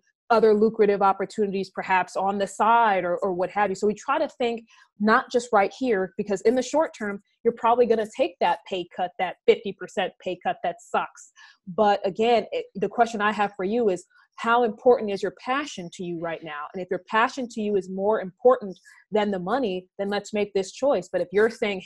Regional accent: New York City, New York, United States; I grew up in Brownsville, Brooklyn

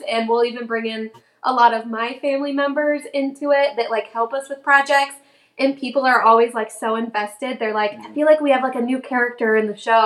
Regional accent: Ohio, United States; moved away as an adult; also born or lived in Orlando, Florida; I actually am originally from Ohio, and I moved down to Orlando to work at Disney when I was in college.

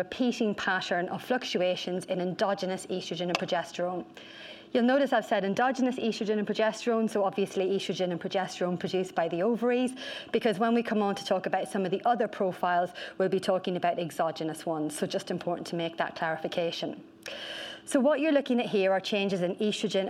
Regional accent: Ireland; accent: Irish; I am Irish

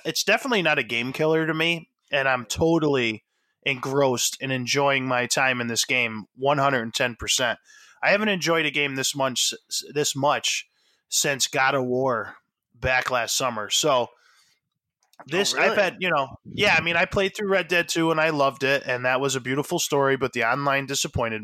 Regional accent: United States; as an American

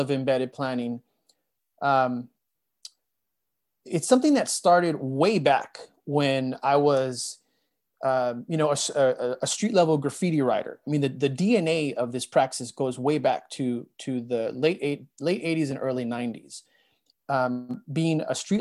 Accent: Montebello, California, United States; also born or lived in Boyle Heights, Los Angeles / East Los Angeles; I was born in Boyle Heights and raised in both East LA and the city of Montebello

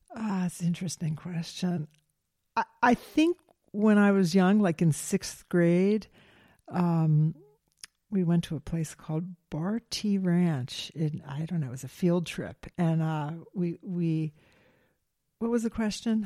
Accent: Silver Spring, Maryland, United States; I grew up in Silver Spring, Maryland

